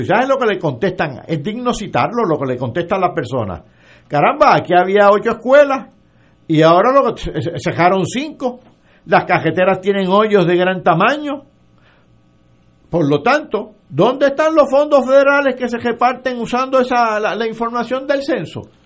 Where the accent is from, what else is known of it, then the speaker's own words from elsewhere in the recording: Yauco, Puerto Rico; a mi pueblo de Yauco